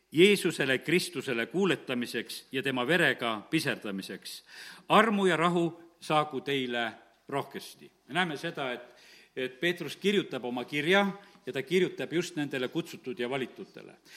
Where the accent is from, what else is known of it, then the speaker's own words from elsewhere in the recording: Estonia; mina olen Eestist ja, ja lihtsalt tahan teid tervitada, et interneti kaudu teid tunnen ja et olen ühest Eestimaa väikesest linnast